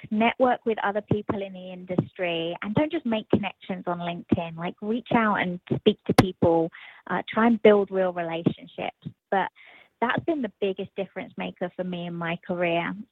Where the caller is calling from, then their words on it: Virginia, United States; So I'm in Virginia